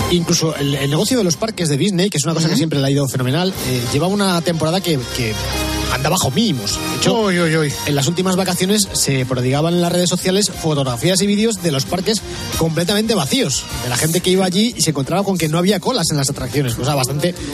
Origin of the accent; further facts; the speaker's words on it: Santa Coloma de Gramenet, Catalonia, Spain; yo de Santa Coloma de ¿eh? Gramanet.